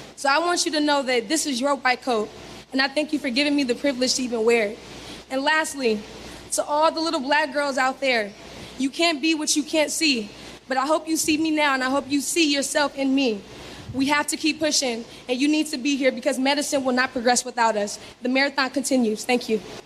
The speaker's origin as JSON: {"language": "English", "town": "Los Angeles", "region": "California", "country": "United States", "said": "I'm from Los Angeles, California"}